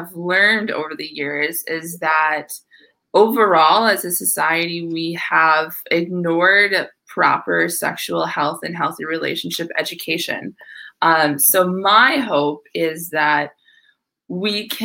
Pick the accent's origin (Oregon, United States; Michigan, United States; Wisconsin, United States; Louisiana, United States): Wisconsin, United States; northwestern; also born or lived in Minneapolis, Minnesota; now in Tampa, United States; I'm originally from Wisconsin, a very small town in northwestern Wisconsin, but now I live in Tampa, Florida.